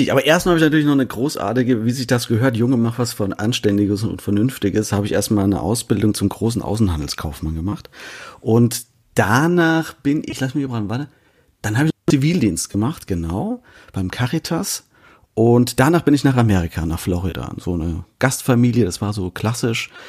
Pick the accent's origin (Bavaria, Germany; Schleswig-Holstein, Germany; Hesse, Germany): Hesse, Germany; Künzell; also born or lived in Fulda; Nein, in Fulda geboren und in Künzel aufgewachsen, genau. Und dort äh, bis ich Anfang 20 war oder so, ja, fast Mitte 20 sogar, ähm, dann auch dort geblieben.